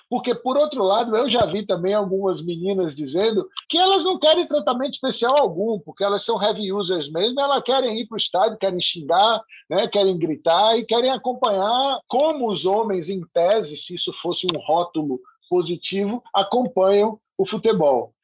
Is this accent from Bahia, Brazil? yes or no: yes; Salvador, Bahia, Brazil; also born or lived in Rio de Janeiro; nasci no Rio de Janeiro e cresci em Salvador